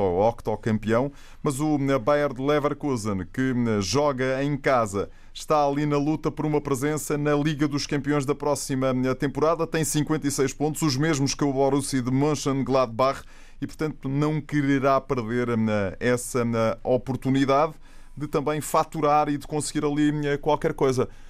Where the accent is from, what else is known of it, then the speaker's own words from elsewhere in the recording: Setúbal, Portugal; eu sou de Setúbal